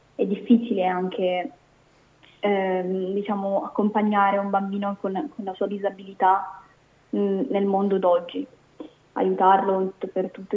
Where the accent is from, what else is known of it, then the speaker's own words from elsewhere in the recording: Sicily, Italy; also born or lived in Calabria (parents); now in Brescia, Italy; i miei genitori sono entrambi calabresi e io sono nata in Sicilia